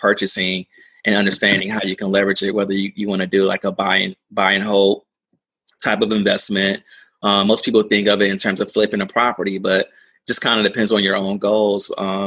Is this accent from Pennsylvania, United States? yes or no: no; Durham, North Carolina, United States; also born or lived in Greensboro, North Carolina; I grew up in North Carolina, you know, originally from Durham, small, medium-sized town